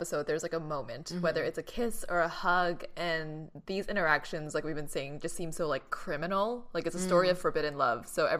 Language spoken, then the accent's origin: English; Boston, Massachusetts, United States; growing up in Boston